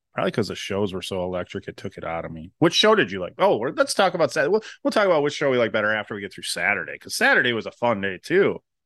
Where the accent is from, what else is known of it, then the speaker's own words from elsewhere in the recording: Wisconsin, United States; we're from Wisconsin